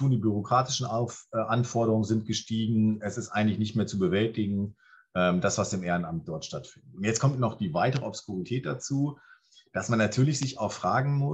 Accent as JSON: {"language": "German", "town": "Clausthal-Zellerfeld", "region": "Lower Saxony", "country": "Germany", "tie": "born or raised there", "said": "Göttingen ist schon zu groß, Klausthal, Zellerfeld, meine Heimatstadt zum Beispiel, ne?"}